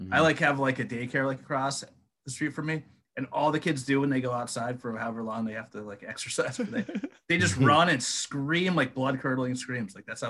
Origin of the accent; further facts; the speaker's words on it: Luzerne, Pennsylvania, United States; also born or lived in Forty Fort; So I'm originally from Luzerne. I live in Luzerne now, but I did spend quite a few years in 44, but it's about a 30 second drive from Luzerne to 44.